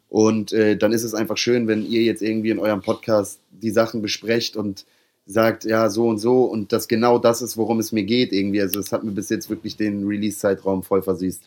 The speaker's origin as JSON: {"language": "German", "region": "Hamburg", "country": "Germany", "tie": "born or raised there", "said": "ich als Hamburger"}